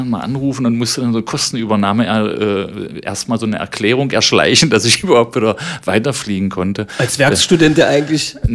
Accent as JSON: {"language": "German", "town": "Magdeburg", "region": "Saxony-Anhalt", "country": "Germany", "tie": "born or raised there", "said": "Äh, ich bin Magdeburger gewesen, kannte nur Magdeburg"}